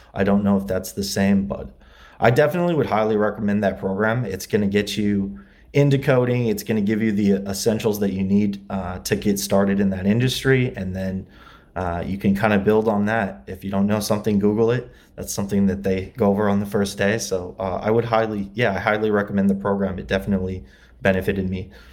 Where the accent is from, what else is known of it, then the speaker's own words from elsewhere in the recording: LaGrange, Indiana, United States; moved away as an adult; also born or lived in Muncie, Indiana; now in Los Angeles, United States; I grew up in Indiana, LaGrange, Indiana, uh, it's near South Bend.